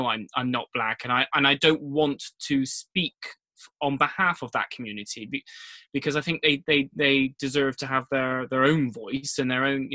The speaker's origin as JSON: {"language": "English", "town": "Paulton", "region": "South West England", "country": "United Kingdom", "tie": "born or raised there", "accent": "West Country", "said": "I was born in Poulton, born and raised here. So I am a proper Northeast Somerset"}